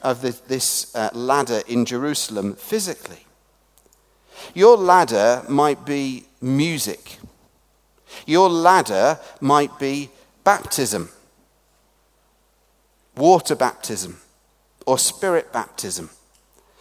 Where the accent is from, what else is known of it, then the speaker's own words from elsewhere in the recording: England, United Kingdom; moved away; also born or lived in Scotland; as an Englishman working in a Scottish Episcopal or Anglican church speaking in Northern Ireland